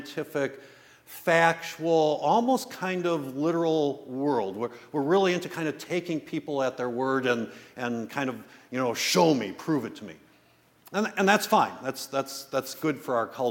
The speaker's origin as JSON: {"language": "English", "town": "West Bend", "region": "Wisconsin", "country": "United States", "tie": "born or raised there", "lives_now": "Milwaukee, United States", "said": "I grew up in the West Bend area"}